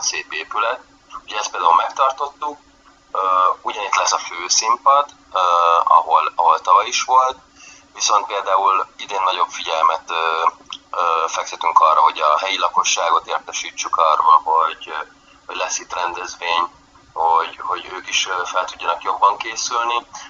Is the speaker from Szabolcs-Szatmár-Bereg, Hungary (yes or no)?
no; Budapest, Hungary; én egyébként innen származom a kis József utcában